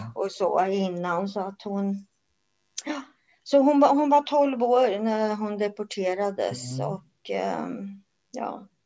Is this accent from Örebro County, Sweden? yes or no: yes; Örebro, Örebro County, Sweden; moved away as an adult; now in Karlskoga, Sweden; född och uppvuxen i Örebro, men eh, sen 79 så bor jag i Karlskoga.